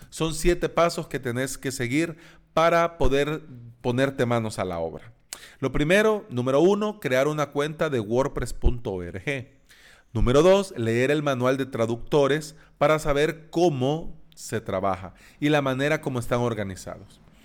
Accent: El Salvador; en países como El Salvador, nosotros hablamos de vos

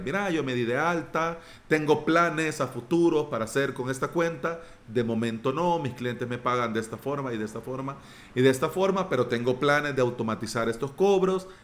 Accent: El Salvador; mi país

